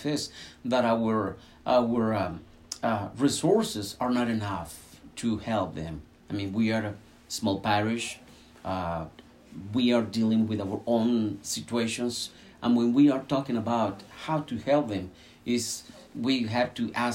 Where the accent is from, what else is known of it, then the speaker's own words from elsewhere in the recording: Mexico; moved away as an adult; now in United States; I'm a U.S. citizen, but I was born in Mexico, and after 29 years here, I have no Mexican papers